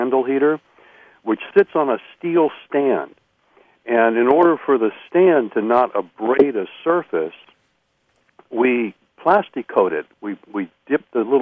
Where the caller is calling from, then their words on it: Eureka, California, United States; I'm calling from Eureka, California.